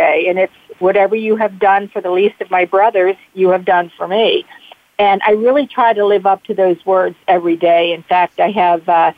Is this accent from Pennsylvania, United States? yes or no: yes; Bethel Park, Pennsylvania, United States; I grew up in Bethel Park